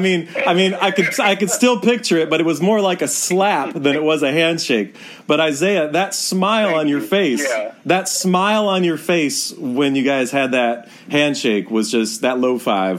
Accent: Detroit, Michigan, United States; grew up during the Bad Boys era. You know, so when I was a kid growing up in Detroit

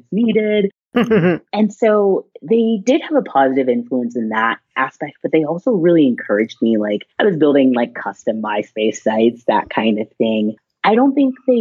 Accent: Texas, United States; I grew up in Texas

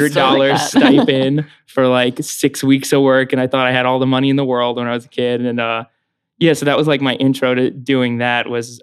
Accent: Spring Hill, Florida, United States; now in New York, United States; I grew up in Spring Hill, Florida

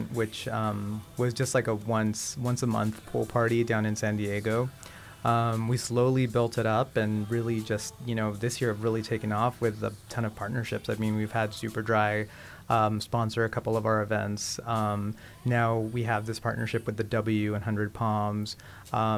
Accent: Barcelona, Catalonia, Spain; now in Los Angeles, United States; I'm from Barcelona

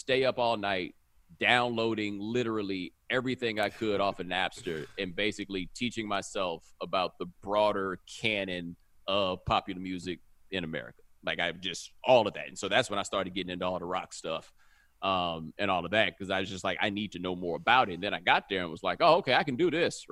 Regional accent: Houston, Texas, United States; I'm from Houston

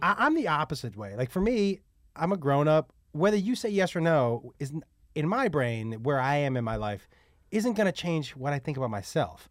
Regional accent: Amherst, Massachusetts, United States; growing up in Amherst

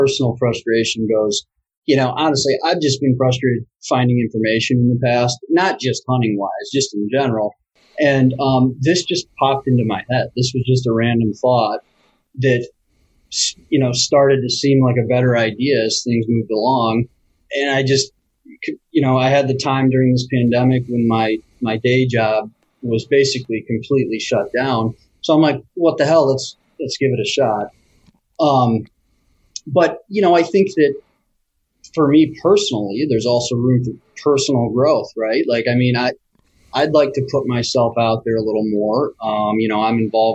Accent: Grand Rapids, Michigan, United States; now in Royal Oak, United States; I grew up in Grand Rapids

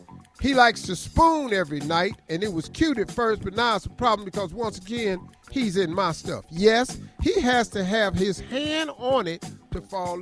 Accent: Cleveland, Ohio, United States; I'm telling you, I'm from Cleveland.

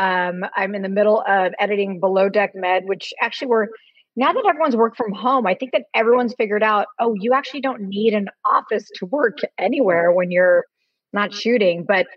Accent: Orange County, California, United States; especially growing up in Orange County.

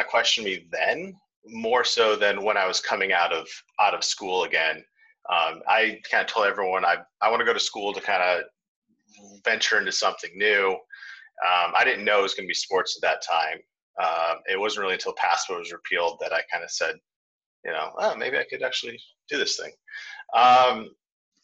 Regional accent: Chicago, Illinois, United States; I was born in Chicago, and I'm kind of a Chicago sports loyalist

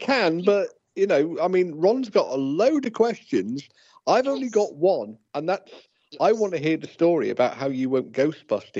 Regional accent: United Kingdom

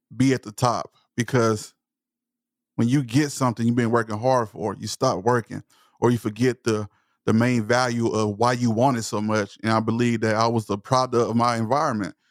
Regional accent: Palestine, Texas, United States; accent: Southern; I'm from East Texas. I'm from Palestine, Texas. So, I speak with a Southern accent

